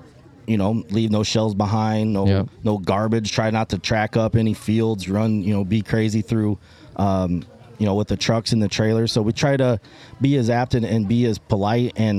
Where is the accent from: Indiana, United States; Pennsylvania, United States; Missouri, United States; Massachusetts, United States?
Indiana, United States; North Judson; I am from North Judson, Indiana.